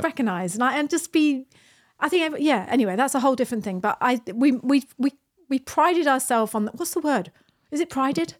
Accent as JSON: {"language": "English", "country": "United Kingdom", "moved": "as an adult", "lives_now": "New Zealand", "said": "We live in New Zealand. We're British. We emigrated to New Zealand fourteen years ago."}